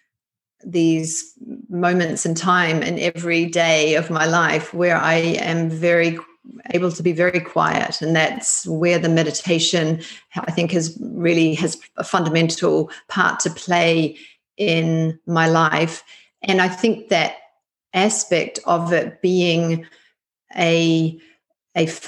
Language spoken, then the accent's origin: English; Christchurch, Canterbury, New Zealand; moved away as an adult; also born or lived in Sydney, Australia; now in London, United Kingdom; I grew up in Christchurch, New Zealand, in the South Island, and completed my education there